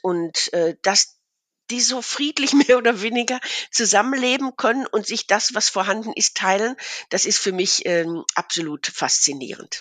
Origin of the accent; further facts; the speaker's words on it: Ruhr area, North Rhine-Westphalia, Germany; moved away as an adult; now in Münsterland, Germany; aufgewachsen bin ich im Ruhrgebiet